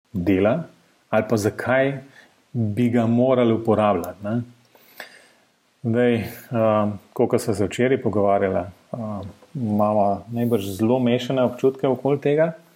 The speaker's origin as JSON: {"language": "Slovenian", "town": "Ljubljana", "country": "Slovenia"}